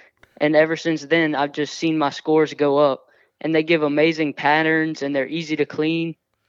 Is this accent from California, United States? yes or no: no; Scott, Louisiana, United States; I'm from Scott, Louisiana.